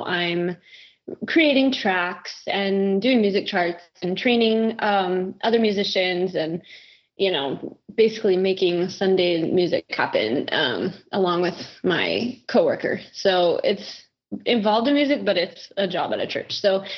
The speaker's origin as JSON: {"language": "English", "town": "Kansas City", "region": "Missouri", "country": "United States", "tie": "born or raised there", "said": "I got invited to record with a band where I grew up in Kansas City"}